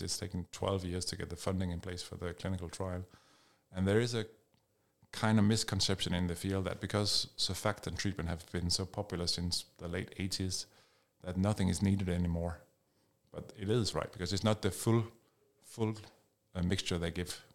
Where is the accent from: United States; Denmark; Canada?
Denmark; moved away as an adult; now in United Kingdom; I'm Danish, I'm from Denmark